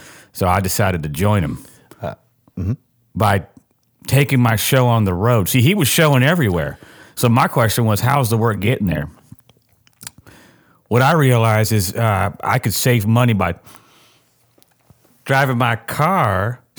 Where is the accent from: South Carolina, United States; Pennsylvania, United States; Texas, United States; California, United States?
California, United States; I am from Southern California.